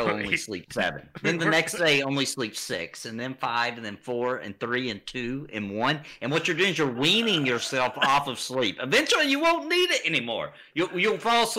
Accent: the South, United States; I'm from the South

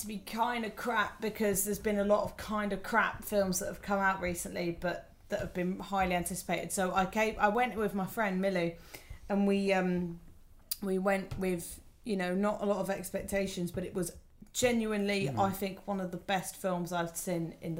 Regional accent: England, United Kingdom; Maybe it's because I'm English

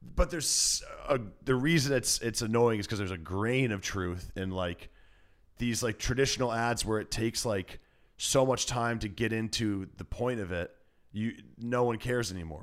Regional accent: Iowa, United States; now in Los Angeles, United States; I'm from Iowa

